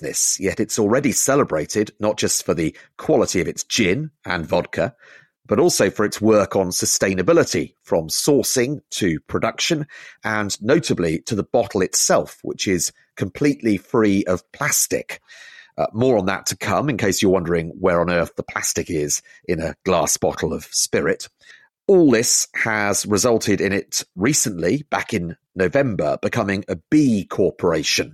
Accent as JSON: {"language": "English", "area": "Isle of Wight", "region": "South East England", "country": "United Kingdom", "tie": "born or raised there", "said": "I grew up on the Isle of Wight"}